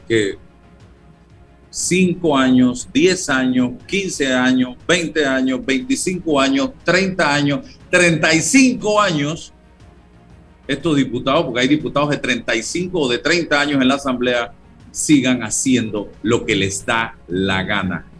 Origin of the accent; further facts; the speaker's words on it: Panama; sentí como panameño